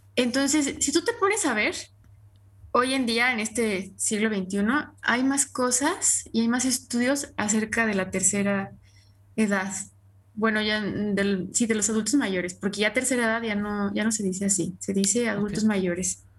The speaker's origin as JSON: {"language": "Spanish", "country": "Mexico", "said": "nosotros que somos mexicanos"}